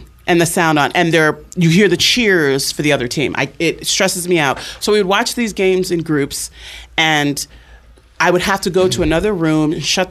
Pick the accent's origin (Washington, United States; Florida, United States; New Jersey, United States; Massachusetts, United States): New Jersey, United States; born or raised there